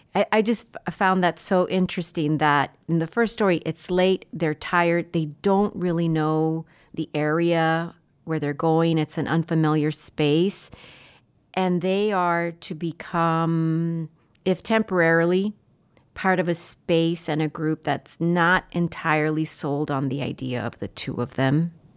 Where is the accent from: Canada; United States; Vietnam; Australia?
United States; Laredo, Texas; I grew up in Laredo